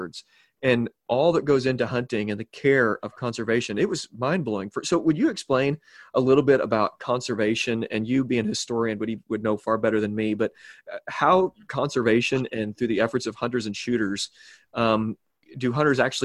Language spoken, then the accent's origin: English; Southern Illinois, United States; my father is from this area. I'm from Southern Illinois